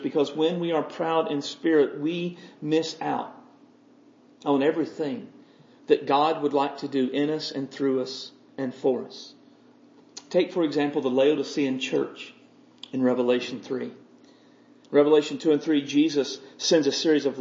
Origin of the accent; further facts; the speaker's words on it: United States; I'm an American Christian. This is where I live.